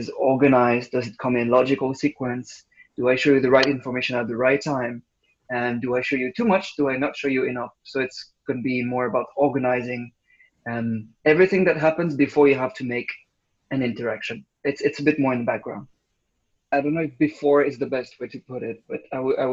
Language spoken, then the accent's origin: English; Bordeaux, Nouvelle-Aquitaine, France; moved away; I'm French, but I'm not from Paris. I'm like from the south, a place called Bordeaux.